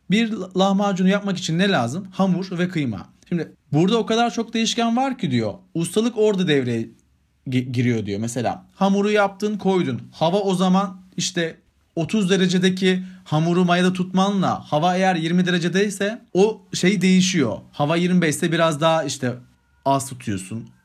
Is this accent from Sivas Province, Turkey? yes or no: yes; Sivas Province, Turkey; bir Sivaslı olarak